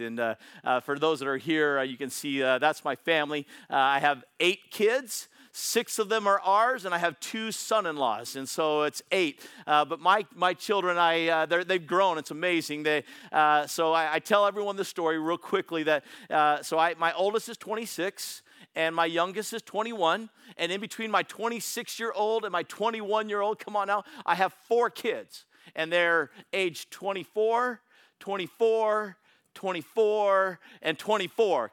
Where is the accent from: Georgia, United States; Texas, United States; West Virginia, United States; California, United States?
California, United States; Bay Area; I'm from the Bay Area